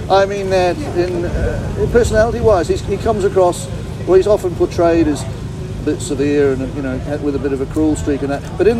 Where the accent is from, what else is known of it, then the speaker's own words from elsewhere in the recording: Liverpool, North West England, United Kingdom; Anyway, we're from Liverpool. So that's hence the absolutely brilliant impersonation of other Liverpudlians.